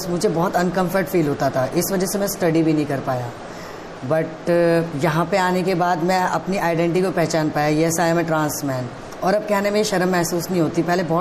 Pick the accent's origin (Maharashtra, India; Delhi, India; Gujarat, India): Delhi, India; और मैं बेसिकली दिल्ली से बिलोंग करता हूँ